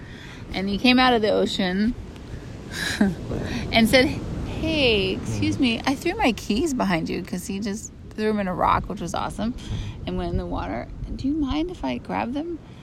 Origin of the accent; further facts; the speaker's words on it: Santa Cruz, California, United States; I grew up in Santa Cruz. So I'm here in Santa Cruz